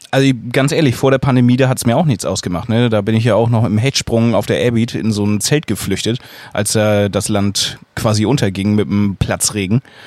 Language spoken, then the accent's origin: German; Schleswig-Holstein, Germany; bei uns in Schleswig-Holstein